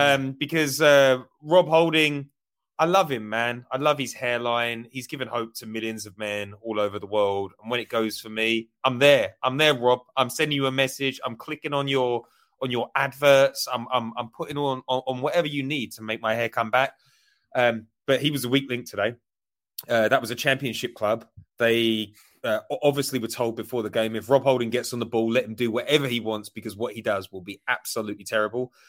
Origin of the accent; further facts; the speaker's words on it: Essex, East of England, United Kingdom; moved away; I, I grew up in Essex